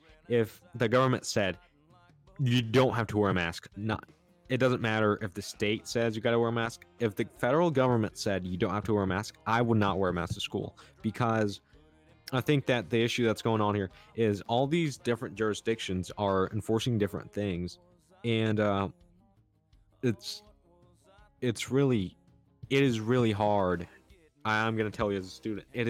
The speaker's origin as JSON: {"language": "English", "country": "United States", "said": "I'm an American"}